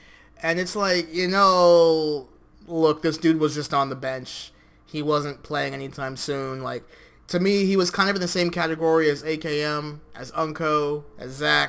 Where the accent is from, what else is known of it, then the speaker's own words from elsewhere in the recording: United States; my hometown, my home country, which, yes, we're Americans